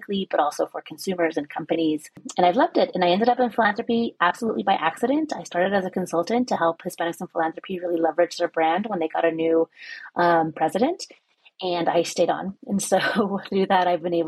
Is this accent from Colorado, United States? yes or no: yes; Denver, Colorado, United States; also born or lived in New York; now in Denver, United States; I grew up undocumented here in Denver, Colorado